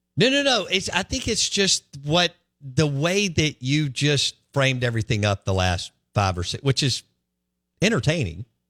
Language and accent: English; Jackson, Mississippi, United States; I'm from Northeast Jackson